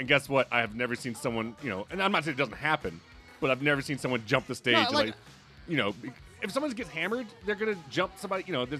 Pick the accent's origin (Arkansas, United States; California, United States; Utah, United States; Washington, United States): Utah, United States; because we said we're from Utah.